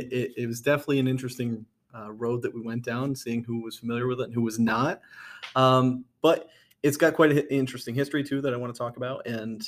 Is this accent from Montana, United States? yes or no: no; Southern Adirondacks, New York, United States; growing up in the Southern Adirondacks